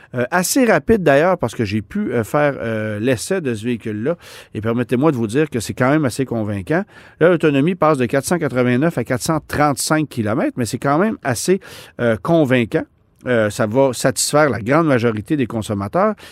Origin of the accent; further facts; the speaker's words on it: Canada; chez nous au Canada